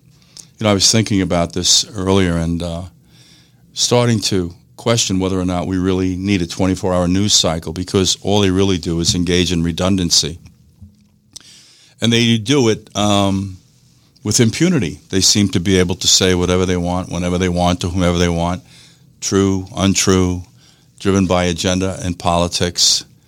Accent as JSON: {"language": "English", "region": "New York", "country": "United States", "said": "In any case, we are very fortunate to be doing this in the state of Florida. I come from New York."}